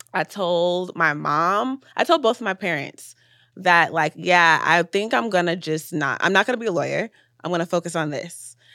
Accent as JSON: {"language": "English", "town": "Atlanta", "region": "Georgia", "country": "United States", "tie": "born or raised there", "said": "I was born in Atlanta"}